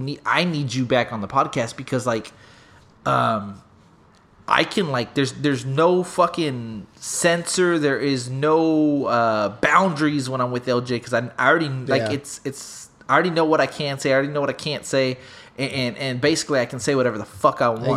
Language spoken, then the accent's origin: English; Smithville, United States; I'm drawing a blank, and I'm from Smithville.